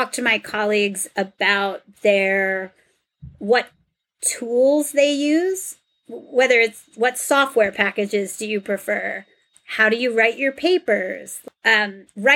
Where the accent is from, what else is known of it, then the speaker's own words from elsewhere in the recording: the New York area, United States; I'm from the New York area.